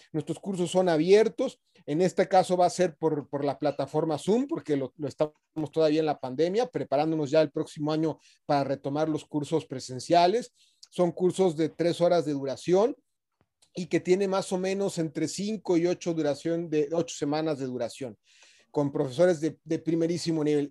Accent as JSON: {"language": "Spanish", "country": "Mexico", "tie": "born or raised there", "moved": "as an adult", "lives_now": "Santiago, Chile", "said": "Nací en México hace 44 años de edad, estudié ciencias políticas en, en mi país, donde yo nací, pero ya tengo casi 20 años"}